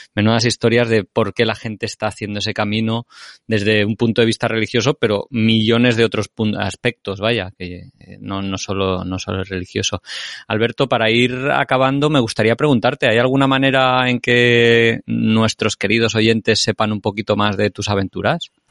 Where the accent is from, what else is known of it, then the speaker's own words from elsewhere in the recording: Spain; nosotros que somos españoles, tenemos un campo de entrenamiento excelente en España